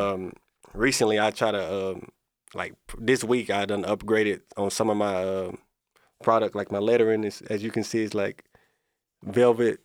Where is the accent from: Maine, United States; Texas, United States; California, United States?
Texas, United States; Corsicana; I was born and raised in Corsicana